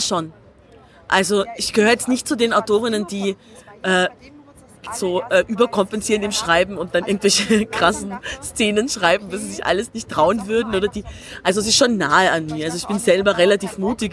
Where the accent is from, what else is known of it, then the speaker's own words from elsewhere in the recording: Tyrol, Austria; now in Berlin, Germany; ich bin Tirolerin